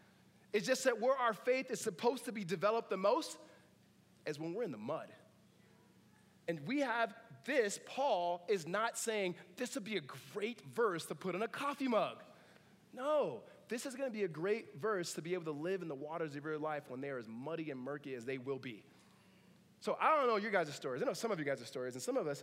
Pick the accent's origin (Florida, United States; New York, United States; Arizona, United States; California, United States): California, United States; Southern; Grew up in Southern California.